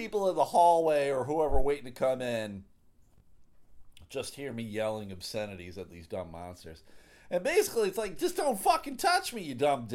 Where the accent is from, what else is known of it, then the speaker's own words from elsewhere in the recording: Buffalo, New York, United States; I grew up in Buffalo, New York